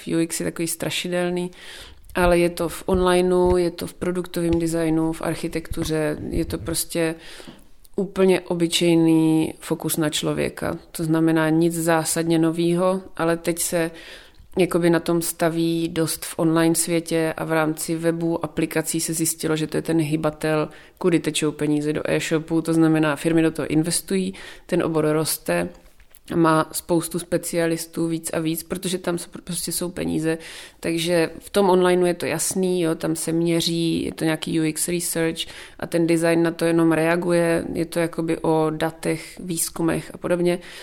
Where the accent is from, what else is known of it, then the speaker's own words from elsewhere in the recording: South Moravian Region, Czechia; jsem z Jižní Moravy